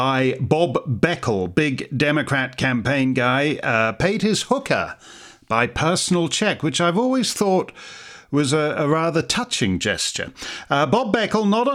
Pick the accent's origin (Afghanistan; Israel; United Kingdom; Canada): Canada; speaking as a Canadian